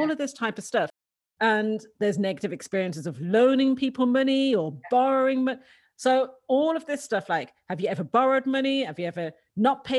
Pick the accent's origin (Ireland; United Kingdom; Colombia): Ireland; Dublin, Leinster; I grew up in Dublin in Ireland, and I was an only girl.